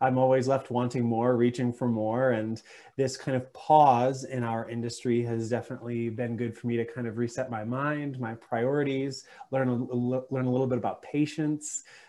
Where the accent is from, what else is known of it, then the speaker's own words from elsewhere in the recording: Western Massachusetts, United States; also born or lived in Syracuse; I grew up in Western Massachusetts